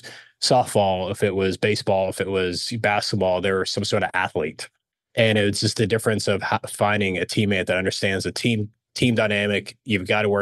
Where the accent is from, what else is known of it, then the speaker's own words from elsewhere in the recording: Dallas, Texas, United States; also born or lived in Alexandria, Egypt; when they relocated us to the States, we relocated to Dallas, who's part of the big oil boom. And just grew up here in Dallas, Fort Worth